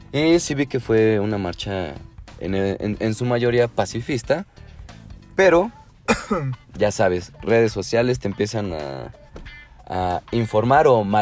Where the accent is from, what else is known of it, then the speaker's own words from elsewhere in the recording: Puebla, Mexico; Somos, somos de Puebla.